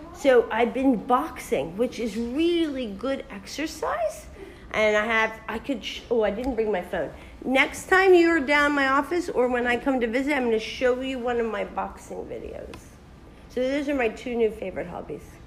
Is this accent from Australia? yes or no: no; Philadelphia, Pennsylvania, United States; also born or lived in California; now in Dubai, United Arab Emirates; I was born and raised in Philadelphia, so another part of the United States, but on the East Coast